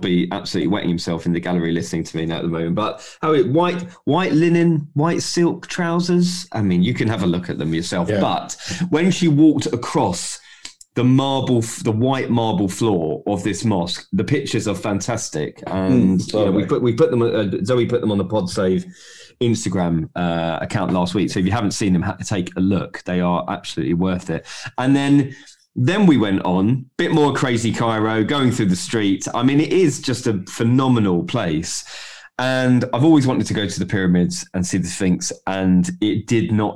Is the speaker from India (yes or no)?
no; London, United Kingdom; We're from South London